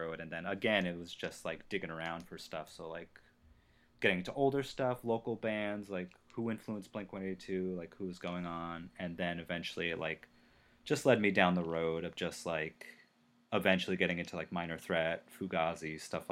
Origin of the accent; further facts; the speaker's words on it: New Jersey, United States; I grew up in Jersey